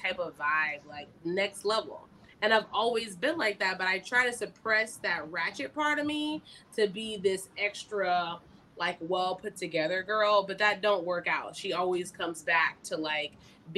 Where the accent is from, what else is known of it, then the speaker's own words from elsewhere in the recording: Memphis, Tennessee, United States; I'm from Memphis